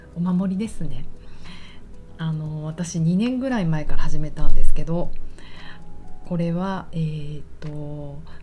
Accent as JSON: {"language": "Japanese", "region": "Tokyo", "country": "Japan", "tie": "born or raised there", "said": "私がもう一重に浅草育ちだから"}